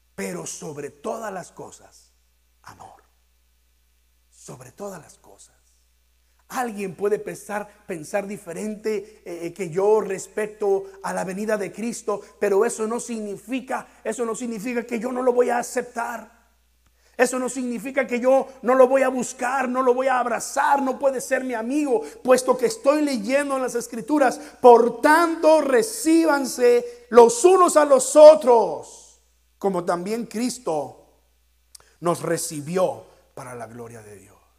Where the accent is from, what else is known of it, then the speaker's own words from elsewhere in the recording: Mexico; aquellos de nosotros que somos mexicanos